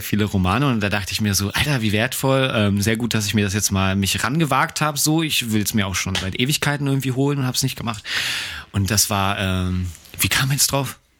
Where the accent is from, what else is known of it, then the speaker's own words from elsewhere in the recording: Germany; wir sind ja nun mal jetzt Deutsche